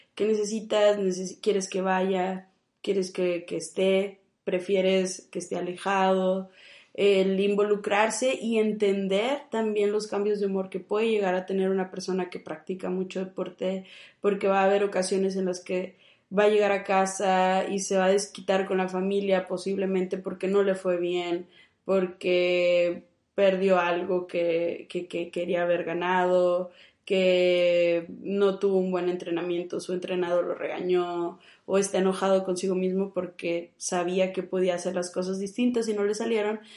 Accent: Monterrey, Nuevo León, Mexico; yo soy de aquí, de Monterrey

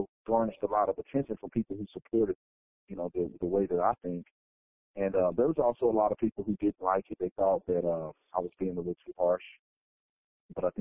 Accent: Fort Worth, Texas, United States; moved away as an adult; also born or lived in Arizona; I was born and raised in Fort Worth, Texas

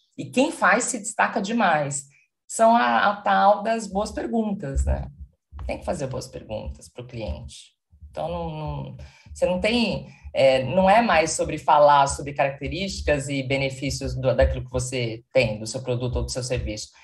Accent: São Paulo, Brazil; moved away as an adult; now in Porto, Portugal; Moro atualmente em Portugal, sou de São Paulo, então estou sempre entre Porto e São Paulo.

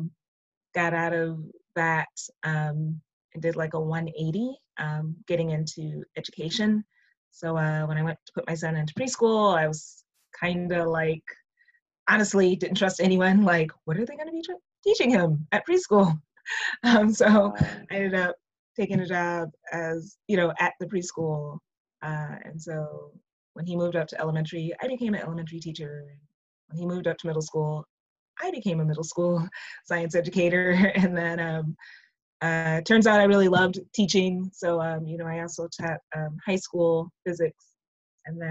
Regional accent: St. Paul, Minnesota, United States; moved away as an adult; I'm originally from St. Paul, Minnesota. So from those not familiar, it's up by Iowa, North Dakota, South Dakota, Wisconsin. So I grew up there, born and raised

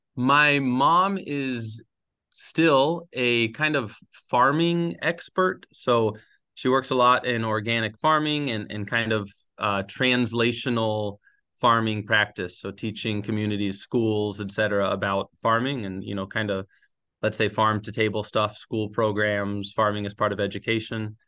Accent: Gainesville, Florida, United States; moved away as an adult; also born or lived in Sewanee, Tennessee; now in Spain; I grew up, I grew up in Gainesville.

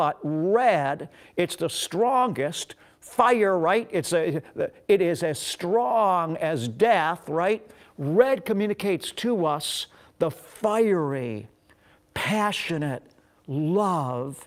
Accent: Beachwood, Ohio, United States; also born or lived in Pepper Pike, Ohio; We grew up in Beechwood, Ohio, a suburb of eastern Cleveland. And when I was 12 years old, we moved to Pepper Pike, Ohio, which was also a suburb in eastern Cleveland.

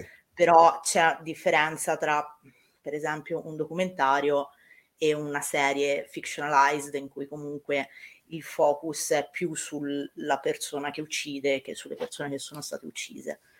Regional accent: Tuscany, Italy; io sono toscana

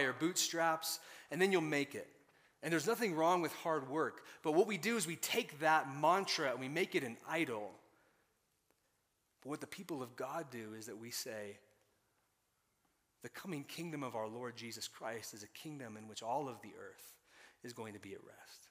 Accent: Colorado Springs, Colorado, United States; moved away; also born or lived in Tulsa; I was raised in Northern Colorado Springs

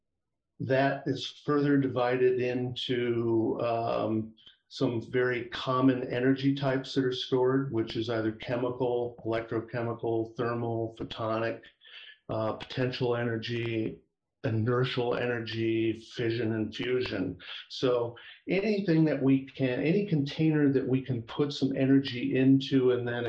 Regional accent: Iowa, United States; moved away as an adult; also born or lived in San Francisco Bay Area, California; now in Sacramento foothills, California, United States; Born and raised in Iowa, education there as an undergraduate

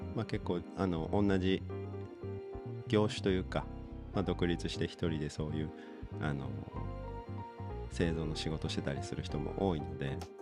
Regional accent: Aichi, Japan; moved away; 僕生まれが愛知県なんですけど

